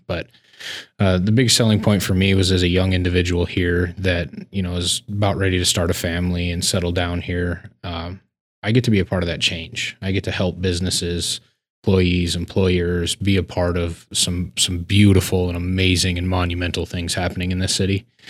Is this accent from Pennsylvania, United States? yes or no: no; Laurel, Montana, United States; also born or lived in Billings, Montana; I was born and raised in Laurel, but we're a suburb of Billings